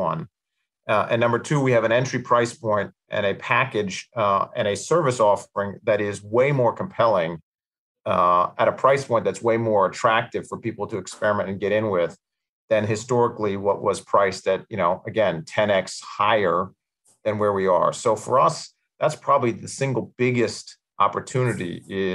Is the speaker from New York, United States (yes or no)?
yes; New York City, New York, United States; born or raised there; accent: American